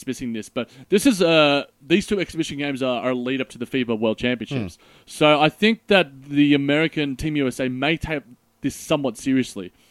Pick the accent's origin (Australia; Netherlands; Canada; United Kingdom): Australia; us Aussies